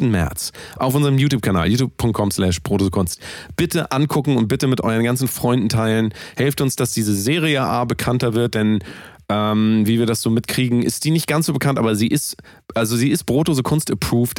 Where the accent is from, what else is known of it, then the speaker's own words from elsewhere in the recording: Germany; ich bin ja Deutscher